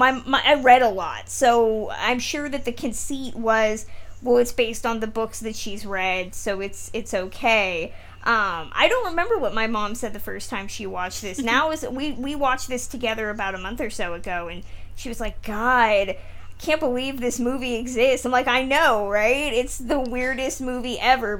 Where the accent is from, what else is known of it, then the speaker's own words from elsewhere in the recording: California, United States; I'm from California